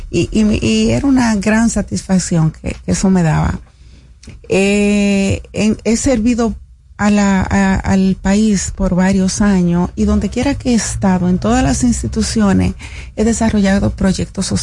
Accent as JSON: {"language": "Spanish", "region": "Cibao", "country": "Dominican Republic", "said": "Yo soy cibaeña."}